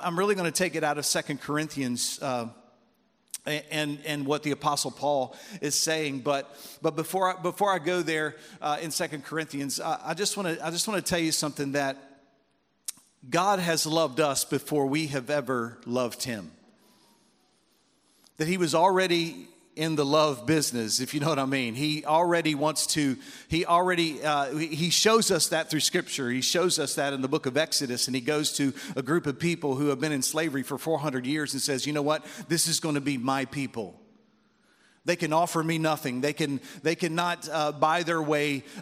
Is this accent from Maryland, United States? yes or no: yes; Baltimore, Maryland, United States; I'm from Baltimore, Maryland